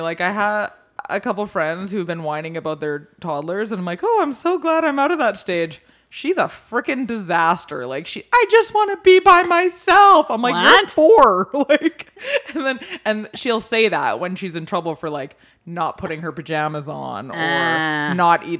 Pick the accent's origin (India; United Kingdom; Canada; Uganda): Canada; we're Canadian.